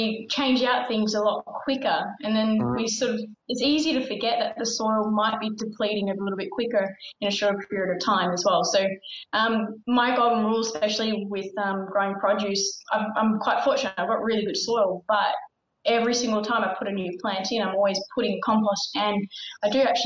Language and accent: English; Victoria, Australia; I'm from Victoria